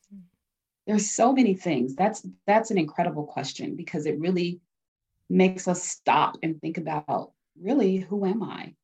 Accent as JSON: {"language": "English", "town": "Denver", "region": "Colorado", "country": "United States", "tie": "born or raised there", "said": "I live in Denver, Colorado. I was born and raised here"}